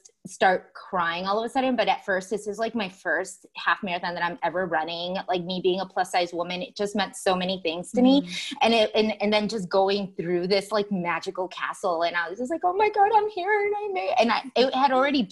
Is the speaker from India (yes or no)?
no; Chicago, Illinois, United States; I'm from Chicago